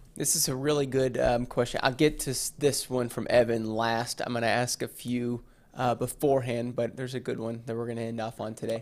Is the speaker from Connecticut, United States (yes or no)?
no; Owensboro, Kentucky, United States; I am from Owensboro